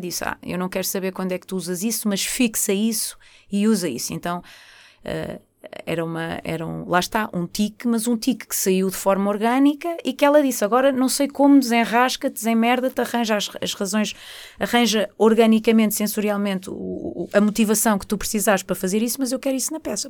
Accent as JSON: {"language": "Portuguese", "town": "Porto", "region": "Norte", "country": "Portugal", "said": "eu sou uma pessoa do Porto, sou do Norte"}